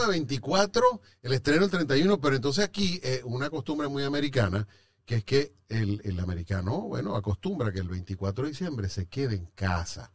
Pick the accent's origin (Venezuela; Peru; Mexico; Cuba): Venezuela; moved away; Yo como venezolano